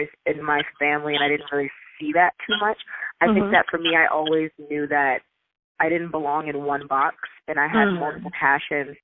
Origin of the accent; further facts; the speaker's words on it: New York City, New York, United States; I'm from Brooklyn, Bed-Stuy, born and raised over in Sumner Projects